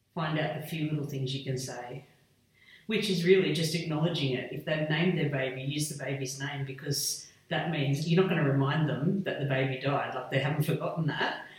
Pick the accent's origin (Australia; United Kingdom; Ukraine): Australia; Hillston, New South Wales; moved away as an adult; also born or lived in Wagga Wagga / Port Augusta; now in Dubbo, Australia; I was brought up in Hillston, so Western New South Wales, very remote